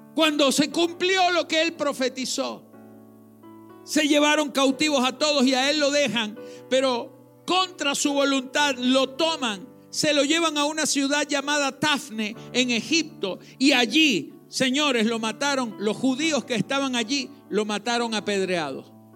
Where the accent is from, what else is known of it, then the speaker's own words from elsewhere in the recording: Venezuela; Los que nacimos en Venezuela